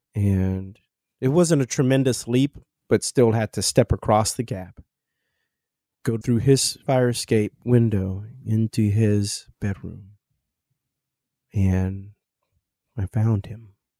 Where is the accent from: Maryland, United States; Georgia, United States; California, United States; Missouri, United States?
Missouri, United States; Kansas City; also born or lived in Arusha, Tanzania; now in New York City, United States; I grew up in Kansas City, Missouri, and I currently reside in New York City